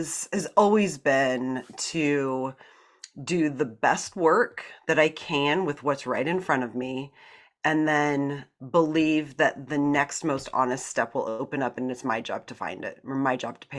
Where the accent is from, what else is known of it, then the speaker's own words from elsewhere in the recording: Iowa, United States; I'm a complete product of the Iowa public school system. I was born in Iowa, went to school in Iowa.